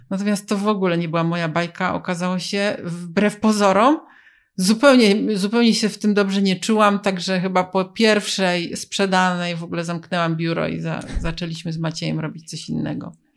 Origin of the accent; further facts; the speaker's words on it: Poznań, Greater Poland, Poland; my jesteśmy z Poznania